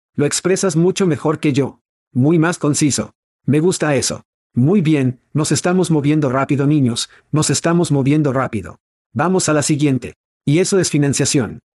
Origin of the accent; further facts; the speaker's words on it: United States; now in Portugal; Somos dos muchachos de los EU. Estás en Suecia y yo estoy en Portugal